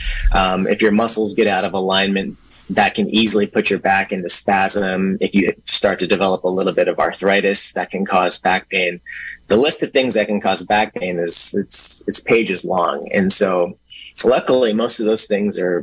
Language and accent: English; Berkeley, California, United States; also born or lived in New York City, United States; now in Willits, United States; And I'm originally from Berkeley. That's where I grew up